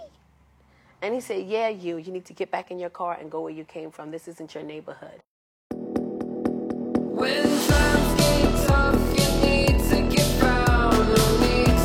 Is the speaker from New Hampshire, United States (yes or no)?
no; New York City, New York, United States; I grew up in the South Bronx of the projects.